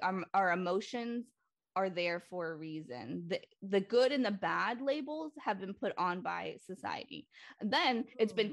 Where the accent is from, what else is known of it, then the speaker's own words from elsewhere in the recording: Lynn, Massachusetts, United States; I um was born and raised in Lynn, Massachusetts